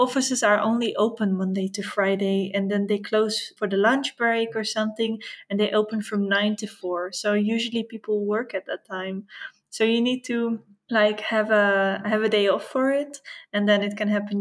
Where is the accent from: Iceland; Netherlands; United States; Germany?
Netherlands; moved away as an adult; now in Madeira, Portugal